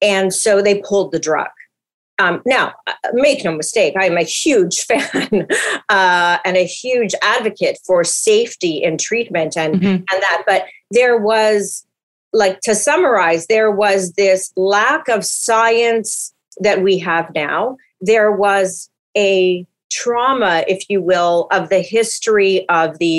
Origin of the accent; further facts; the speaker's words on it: Winnipeg, Manitoba, Canada; now in Vancouver, Canada; I'm from North End, Winnipeg. I say that proudly